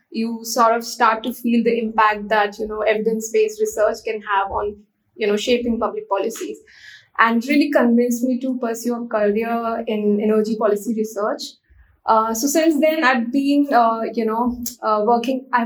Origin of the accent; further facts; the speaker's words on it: Mathura, Uttar Pradesh, India; I I'm from Uttar Pradesh in India. I was born and brought up in a town called Mathura. Uh, it's uh, also famously known as the land of Lord Krishna uh, and is one of the seven sacred cities in Hinduism. So um, I grew up uh, in a very interesting environment.